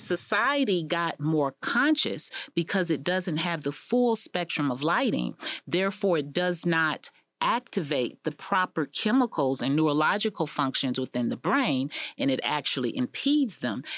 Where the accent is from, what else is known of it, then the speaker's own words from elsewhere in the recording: United States; also born or lived in Israel; as an American